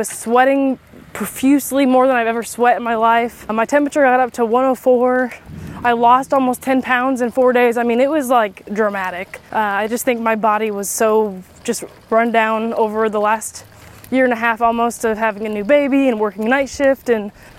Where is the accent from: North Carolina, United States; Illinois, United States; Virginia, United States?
Illinois, United States; moved away as an adult; also born or lived in Nashville area, Tennessee; now in near Nashville, United States; where I grew up in Illinois